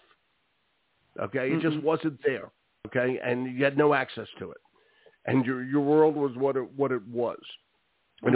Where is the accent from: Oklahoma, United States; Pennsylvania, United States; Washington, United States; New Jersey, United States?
Pennsylvania, United States; Philadelphia; now in Cornish, United States; when I grew up in Philadelphia